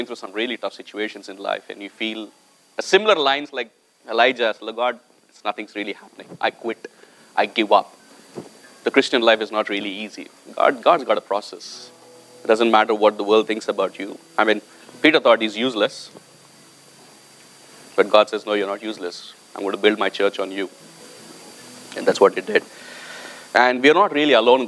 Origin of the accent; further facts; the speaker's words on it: India; moved away; I came from India